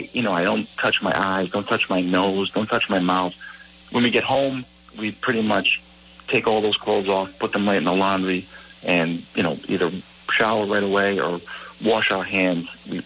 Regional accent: United States; That would be open for us, you know, because I'm American.

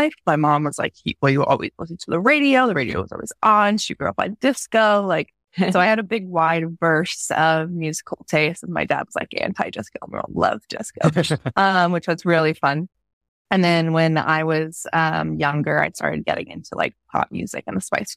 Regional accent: New York, United States; I grew up in New York and I was never allowed to go to Times Square.

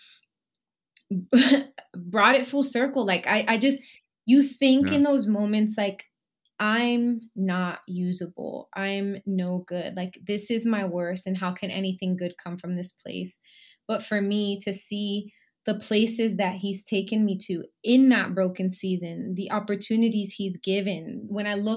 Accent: Puerto Rico; I am Boricua Puertorriqueña, so I'm from Puerto Rico

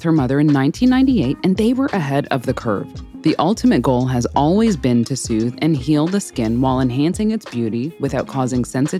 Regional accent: Canada; I'm Canadian, but I won't bore you with my French

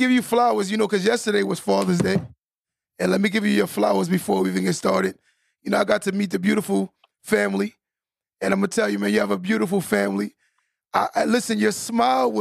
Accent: New York, United States; I'm from New York

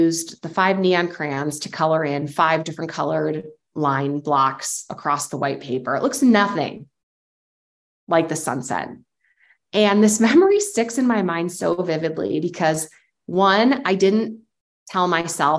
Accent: Lakeville, Illinois, United States; my hometown of Lakeville, Illinois

